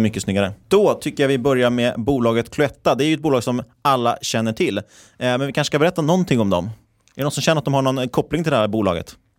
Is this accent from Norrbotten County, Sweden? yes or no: no; Stockholm, Stockholm County, Sweden; moved away as an adult; now in Linköping, Sweden; vi är ju bägge stockholmare, men vi har ju bägge pluggat här i Linköping